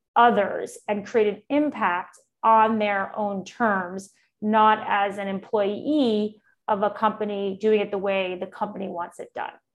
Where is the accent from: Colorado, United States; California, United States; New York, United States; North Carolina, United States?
New York, United States; New York City; moved away as an adult; now in Austin, United States; I'm originally from New York City, and I've been uh, in Austin, Texas now for almost, oh my gosh, seven years now